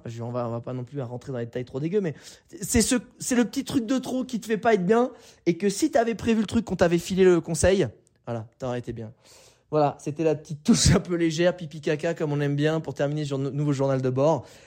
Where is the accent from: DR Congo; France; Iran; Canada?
France; Je suis né en France, j'ai un passeport français